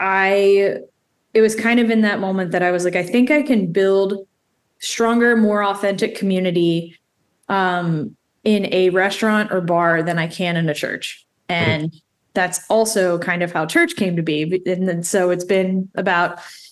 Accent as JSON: {"language": "English", "town": "Baltimore", "region": "Maryland", "country": "United States", "tie": "born or raised there", "also_born_or_lived": "Annapolis, Maryland / Lynchburg, Virginia / Richmond, Virginia", "said": "So I'm born and raised in Baltimore."}